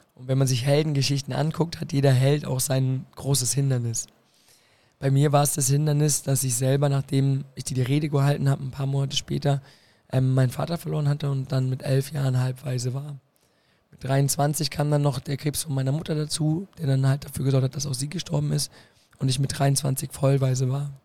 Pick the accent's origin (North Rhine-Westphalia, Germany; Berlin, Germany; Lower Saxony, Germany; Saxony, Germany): Berlin, Germany; moved away as an adult; now in Koblenz, Germany; Ich komme aus Berlin. Ja und bin dort aufgewachsen, in Friedrichshain, Kreuzberg